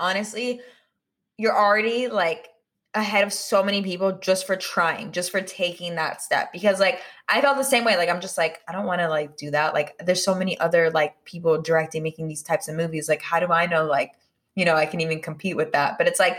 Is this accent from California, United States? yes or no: yes; California, United States; now in Los Angeles, United States; growing up in the Bay as well and then living here in LA, like, it's just like super cool because I can like, you know, it's like my home and then like my new home.